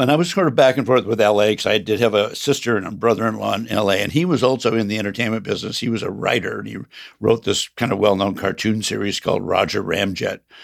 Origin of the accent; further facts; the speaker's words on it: Grand Rapids, Michigan, United States; now in San Francisco, United States; grew up in Grand Rapids, Michigan, heart of the Midwest Republican country.